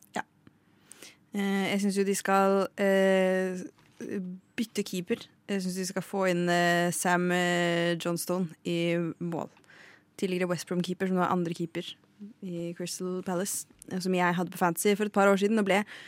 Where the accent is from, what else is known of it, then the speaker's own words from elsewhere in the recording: Lillehammer, Innlandet, Norway; vi er jo fra Lillehammer.